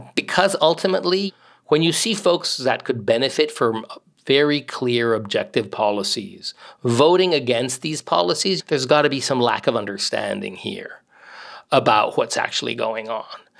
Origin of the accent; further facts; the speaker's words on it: Mexico; now in United States; I grew up mostly in Mexico